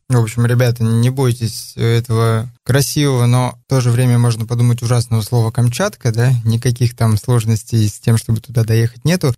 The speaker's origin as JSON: {"language": "Russian", "region": "Chukotka Autonomous Okrug", "country": "Russia", "tie": "born or raised there", "also_born_or_lived": "Ufa, Bashkortostan", "moved": "yes", "said": "Я родился в Башкирии, в городе Уфа, но вырос на Чукотке"}